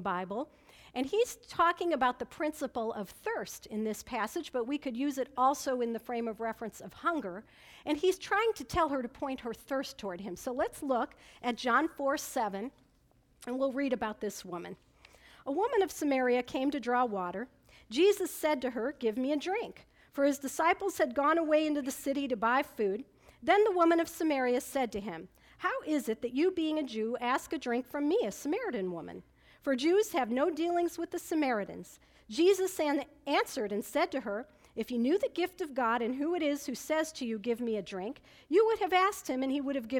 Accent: Niles, Illinois, United States; moved away; also born or lived in Chicago, Illinois; until we were the age of four, we lived there. And then, fun fact, at the age of four, we moved to Niles, Illinois.

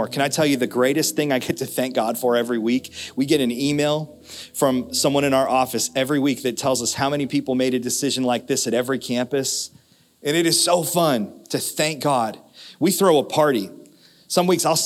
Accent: United States; We grew up in America

